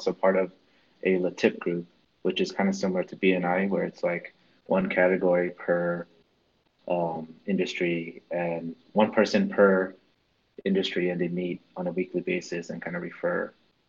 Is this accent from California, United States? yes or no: yes; California, United States; I moved from Northern California to Southern California.